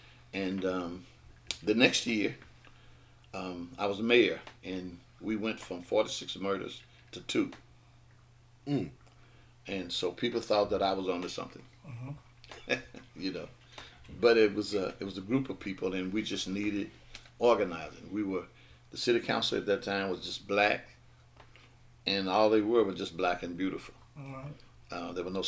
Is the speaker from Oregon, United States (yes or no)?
no; Grenada, Mississippi, United States; I was born and raised right here in Grenada